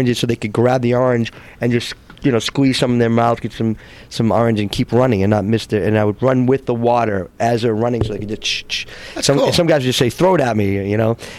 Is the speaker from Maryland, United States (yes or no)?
no; Framingham, Massachusetts, United States; moved away; I grew up in Framingham, 20 miles west of Boston